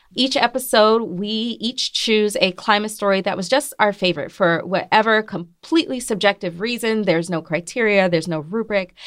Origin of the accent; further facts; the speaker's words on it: Mississippi, United States; moved away; I'm, I'm originally from Mississippi, nearby Louisiana